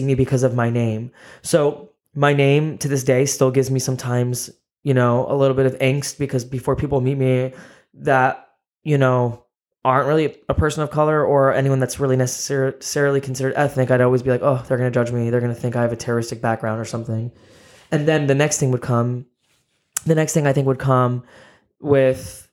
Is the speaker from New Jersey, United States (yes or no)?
yes; New Jersey, United States; born and raised in Jersey in the USA